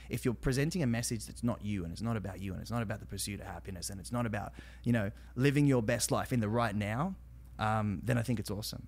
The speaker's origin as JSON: {"language": "English", "country": "Australia", "accent": "Aussie", "moved": "as an adult", "said": "I'm Australian."}